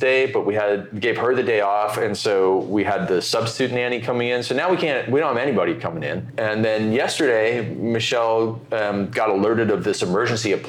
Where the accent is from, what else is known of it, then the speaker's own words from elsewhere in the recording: Canada; moved away; I'm Canadian